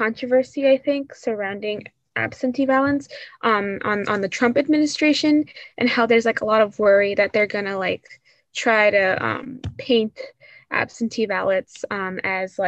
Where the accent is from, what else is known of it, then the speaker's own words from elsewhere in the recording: Suffolk County, Long Island, New York, United States; I come from Long Island. I come more specifically from Suffolk County